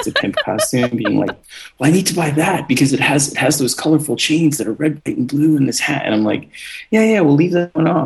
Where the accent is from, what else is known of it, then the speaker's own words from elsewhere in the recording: New York City, New York, United States; also born or lived in Eastern Long Island; growing up in New York